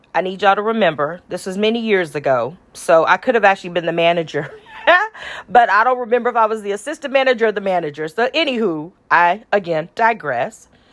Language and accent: English; Austin, Texas, United States; I'm from Austin, Texas